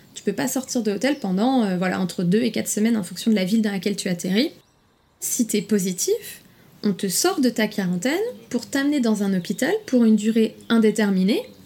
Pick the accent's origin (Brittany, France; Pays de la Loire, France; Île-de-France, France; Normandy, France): Pays de la Loire, France; Nantes; moved away as an adult; now in Shanghai, China; je suis nantaise